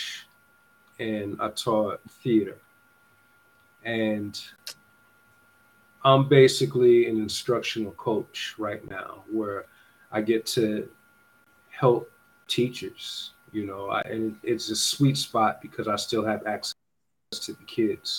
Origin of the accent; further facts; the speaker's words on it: New York, United States; now in Los Angeles, United States; growing up in New York